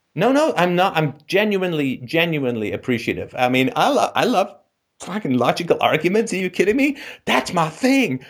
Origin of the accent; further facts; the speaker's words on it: Ireland; I'm Irish.